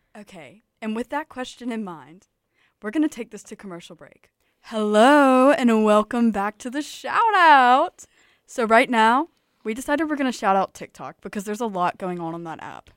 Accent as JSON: {"language": "English", "town": "Tuscaloosa", "region": "Alabama", "country": "United States", "said": "I am from Tuscaloosa, Alabama"}